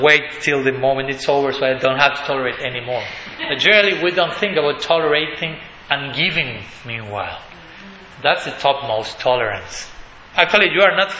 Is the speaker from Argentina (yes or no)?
yes; Argentina; English is a second language; in Buenos Aires, we are from Argentina.